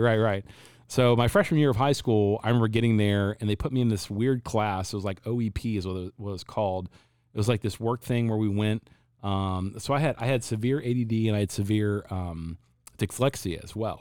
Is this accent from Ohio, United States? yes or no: yes; Cincinnati, Ohio, United States; now in Phoenix, United States; I was born and raised in Cincinnati, Ohio.